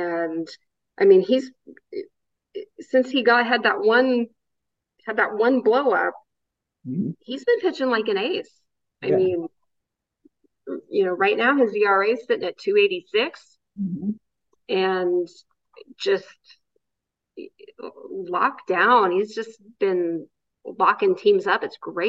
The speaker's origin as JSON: {"language": "English", "town": "Oakland", "region": "California", "country": "United States", "tie": "born or raised there", "said": "I grew up in that ballpark. Well, I grew up in the Coliseum."}